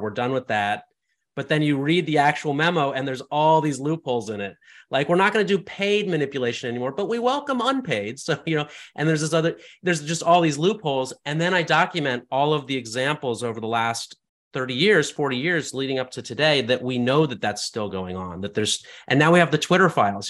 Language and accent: English; West Virginia, United States; also born or lived in China / San Francisco, California; now in California, United States; I grew up in West Virginia